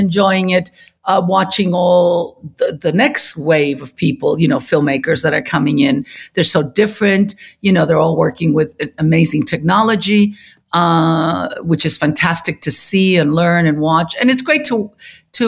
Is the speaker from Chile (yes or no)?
yes; Chile; moved away; I was born and raised in Chile